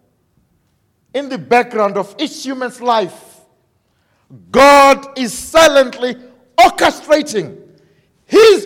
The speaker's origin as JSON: {"language": "English", "country": "Zimbabwe", "said": "we are from Zimbabwe"}